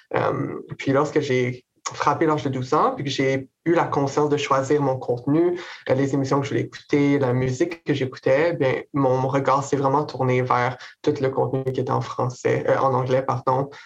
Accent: Quebec City, Quebec, Canada; moved away as an adult; also born or lived in Gatineau / Montreal; now in Kingston, Canada; je suis originaire de la ville de Québec. j'ai grandi là très simplement.

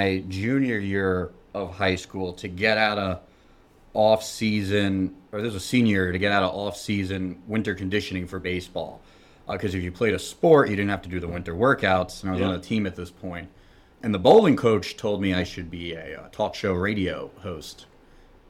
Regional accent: Garden City, New York, United States; I'm from Garden City, Long Island, New York. Grew up there

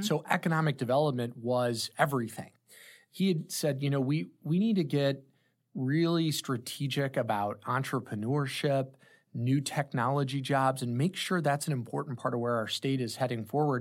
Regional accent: Granite City, Illinois, United States; also born or lived in New York; Born and raised in the Saint Louis Metro. I was from the Illinois side of the Metro in Granite City, Illinois

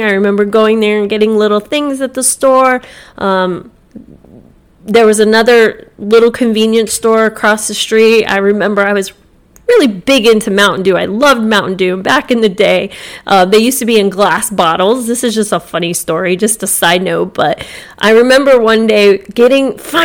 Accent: Jupiter, Florida, United States; Growing up in Jupiter

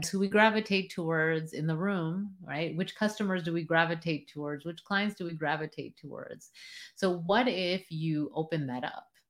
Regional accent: United States; as a first generation Am, American

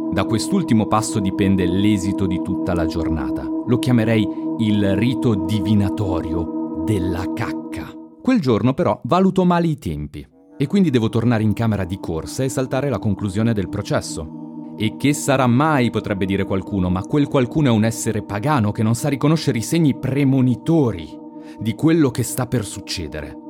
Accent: Lugano, Ticino, Switzerland; Gli rispondo Lugano

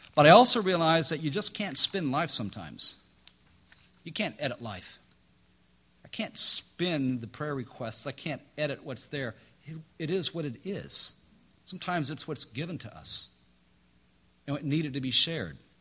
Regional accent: Midwest, United States; now in North Carolina, United States; I grew up in the Midwest

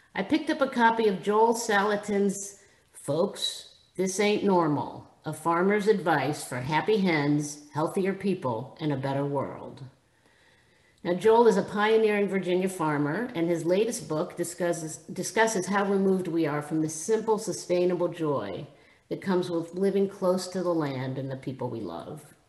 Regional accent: Israel; moved away; Having been born and raised in Israel

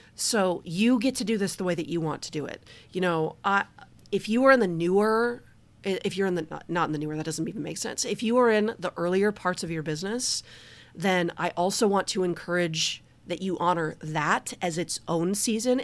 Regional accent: Detroit, Michigan, United States; I'm from Detroit

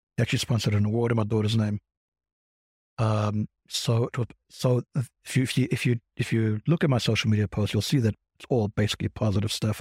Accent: South Africa; now in Crown Heights, United States; I'm British, no, I'm South African.

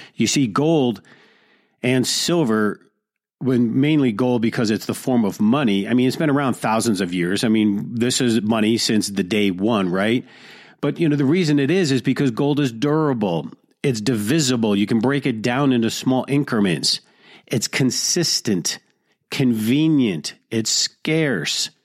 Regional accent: United States; being American

